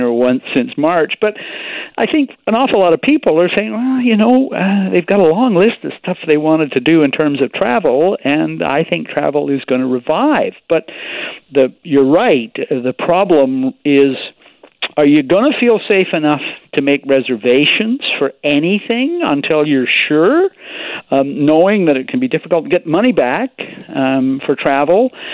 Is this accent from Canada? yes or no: yes; Victoria, British Columbia, Canada; my hometown newspaper here in Victoria